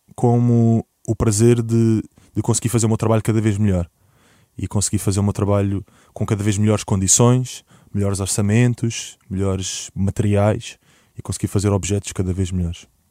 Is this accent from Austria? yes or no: no; Portugal; o nosso passado como portugueses